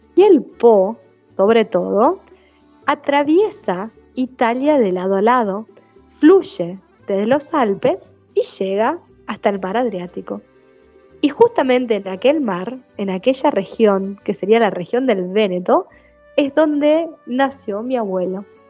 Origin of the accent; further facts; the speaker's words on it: Paraná, Entre Ríos, Argentina; Yo nací en Paraná, en Entre Ríos